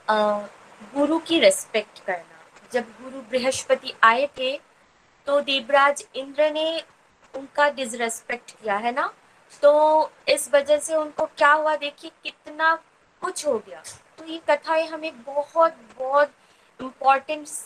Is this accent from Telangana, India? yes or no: no; West Bengal, India; और मैं वेस्ट बंगाल से बिलोंग करती हूँ